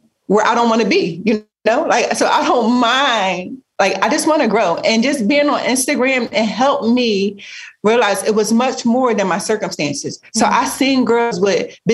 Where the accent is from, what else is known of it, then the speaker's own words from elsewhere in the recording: Philadelphia, Pennsylvania, United States; growing up in Philly, the environment that we grew up